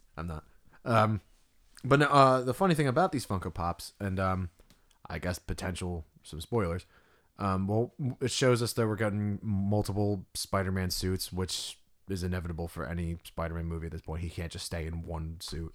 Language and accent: English; New Jersey, United States; We're from Jersey